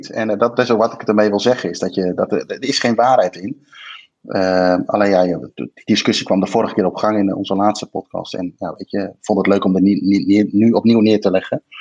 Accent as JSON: {"language": "Dutch", "town": "Arnhem", "region": "Gelderland", "country": "Netherlands", "said": "als Arnhemmer of als, als, als, eh, als Vitesse vind ik dat, eh, vind ik dat helemaal prima."}